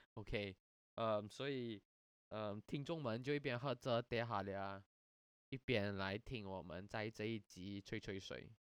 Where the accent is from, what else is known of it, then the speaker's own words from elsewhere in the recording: Malaysia; 我们不能申请马来西亚本土国立大学，呃，继续升学，因为我们的那个毕业文凭是不受认可的